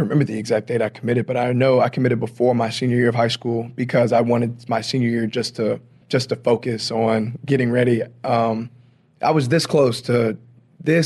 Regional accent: Louisiana, United States; I'm from Louisiana, so you know we have parades and everything down there

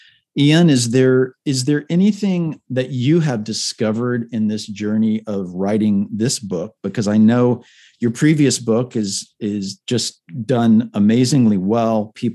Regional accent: Puerto Rico; also born or lived in Panama / Miami, United States; I grew up surfing in Puerto Rico. I grew up, you know, in the jungles, looking at sloths and iguanas in Panama, and growing up in Miami

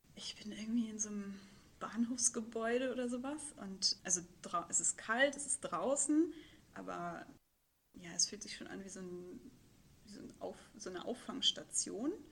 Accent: Hamburg, Germany; moved away as an adult; Hamburgerin gewesen oder bin es ja auch immer noch, aber dann ja vor zwei oder drei Jahren äh, beschlossen, ins Ausland zu gehen

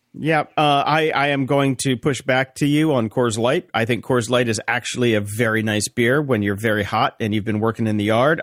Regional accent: North Carolina, United States; moved away; I grew up in North Carolina

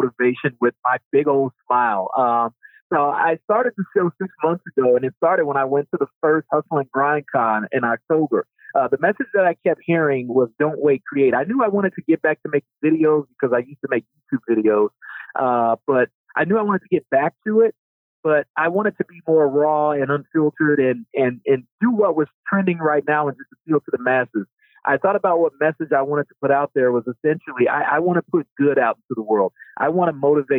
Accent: Chicago, Illinois, United States; I was born and raised on the South Side of Chicago in the early 80s.

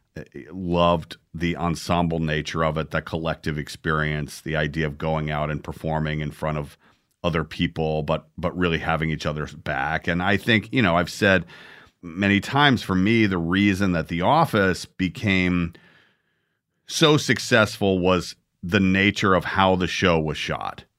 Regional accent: Atlanta, Georgia, United States; I grew up in Atlanta

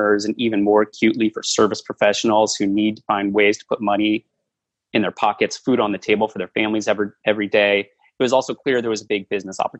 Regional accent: Washington, D.C. area in Virginia, United States; born or raised there

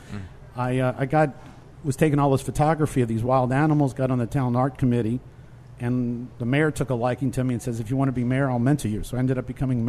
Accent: New Orleans, Louisiana, United States; moved away as an adult; also born or lived in California; I'm from New Orleans.

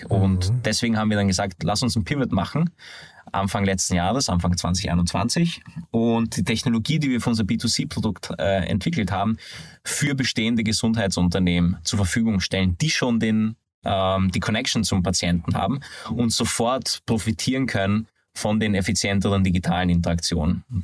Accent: Hungary; Ich, wie man das vom Namen vielleicht äh, hört, bin aber ein gebürtiger Ungar

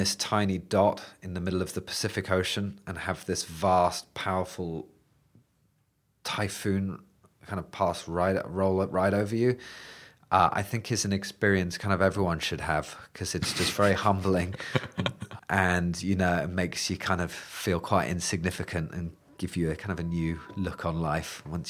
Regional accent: England, United Kingdom; being interested in just thunderstorms in England, which is where I grew up, which are pretty tame, as any British people would know.

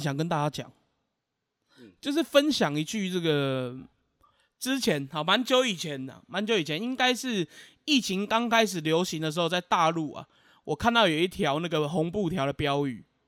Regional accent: Taiwan; 我们台湾人就不用烦恼这一些了

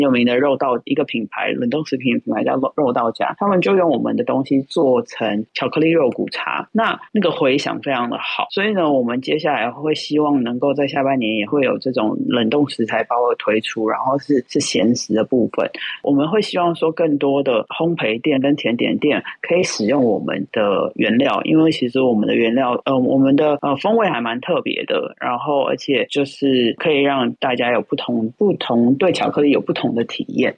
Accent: Taiwan; 我们台湾人就是很喜欢饭后也吃一点甜的嘛

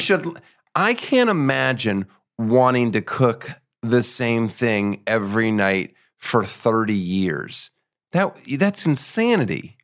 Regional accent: Boppard, Rhineland-Palatinate, Germany; moved away; I was born in Germany

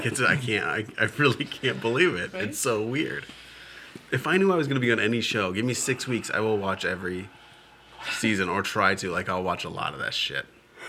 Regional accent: downstate Illinois, United States; oh, you're from Chicago. And I'm like, no, downstate.

